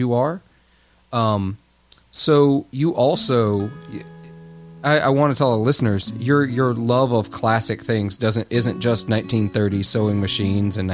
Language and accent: English; Clarksdale, Mississippi, United States; my hometown in Clarksdale